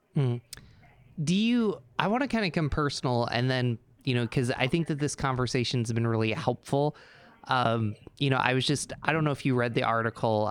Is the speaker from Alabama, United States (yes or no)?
no; Endicott, New York, United States; I grew up in Endicott, New York, where IBM started